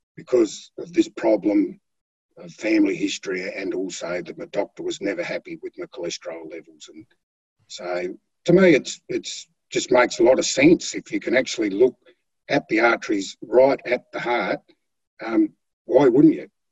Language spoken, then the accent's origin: English; Flinders Island, Tasmania, Australia; i was born on Flinders Island. I've um, been a country boy most of my life, or through my youth anyway.